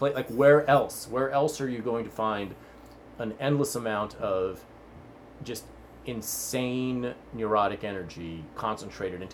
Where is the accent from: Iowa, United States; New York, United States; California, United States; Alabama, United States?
California, United States; Los Angeles; I grew up on the West Side most of the time